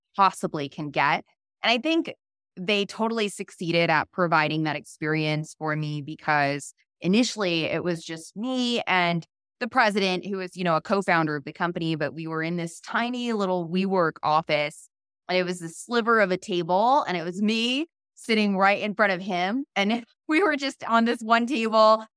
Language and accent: English; a small town outside of Boston, Massachusetts, United States; moved away; also born or lived in Florida / New York / San Francisco; I'm originally from the East Coast, a really small town outside of Boston.